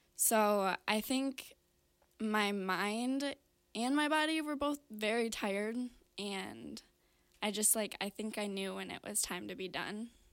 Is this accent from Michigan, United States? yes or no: yes; Brighton, Michigan, United States; I grew up in Brighton, Michigan